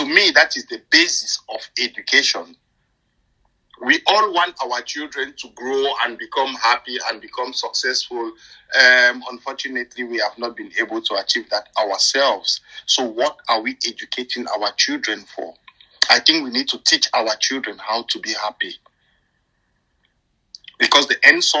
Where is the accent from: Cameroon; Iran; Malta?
Cameroon; now in United Kingdom; I grew up in Cameroon